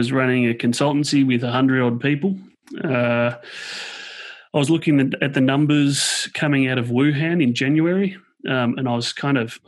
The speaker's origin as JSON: {"language": "English", "town": "Woodend", "region": "Victoria", "country": "Australia", "said": "I'm an Australian from a little town called Woodend, which is just out of Melbourne."}